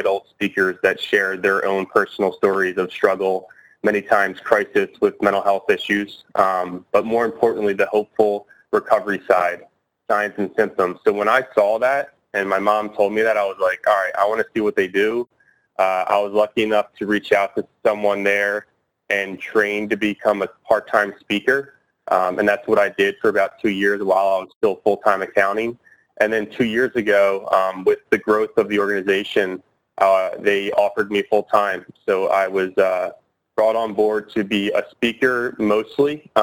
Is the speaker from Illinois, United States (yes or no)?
no; Drexel Hill, Pennsylvania, United States; I grew up in Drexel Hill, Pennsylvania.